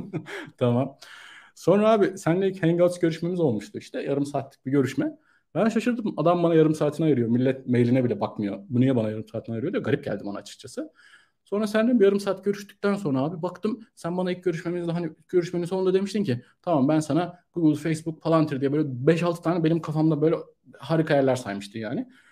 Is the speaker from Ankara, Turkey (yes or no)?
yes; Ankara, Turkey; moved away as an adult; also born or lived in Istanbul; ben Ankara'da doğdum. Ee, üniversite için İstanbul'a geldim 2011 yılında